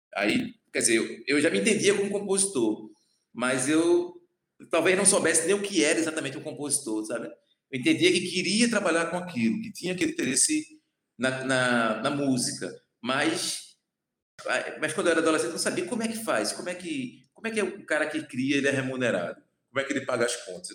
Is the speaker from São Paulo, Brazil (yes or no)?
no; Recife / Olinda, Pernambuco, Brazil; also born or lived in Goiana, Pernambuco; sou de Goiânia, Mata Norte, ali já divisa com a Paraíba. E nasci lá, aí na infância ainda vim morar em Recife, ali com sete anos